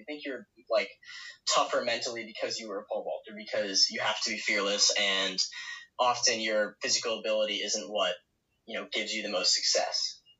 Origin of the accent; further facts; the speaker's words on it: East Coast, United States; moved away as an adult; also born or lived in Midwest; I'm from the East Coast and moved to the Midwest